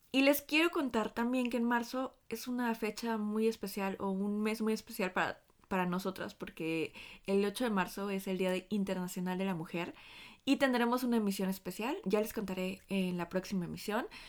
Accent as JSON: {"language": "Spanish", "country": "Chile", "moved": "yes", "lives_now": "Stuttgart, Germany", "said": "soy parte de la Red Feminista de Chilenes Migrantes"}